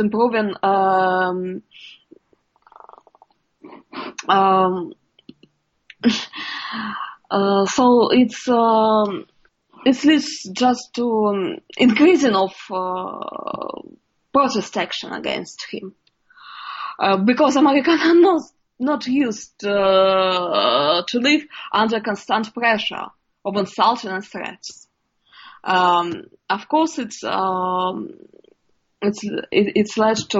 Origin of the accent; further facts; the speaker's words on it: Yekaterinburg, Sverdlovsk Oblast, Russia; now in United States; my hometown, Yekaterinburg